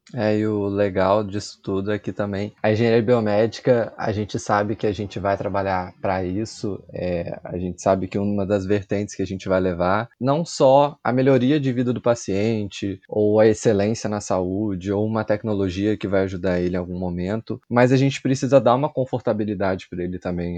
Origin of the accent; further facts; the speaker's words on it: Barra Mansa, Rio de Janeiro, Brazil; Sou natural de uma cidade no interior do Rio, Barra Mansa.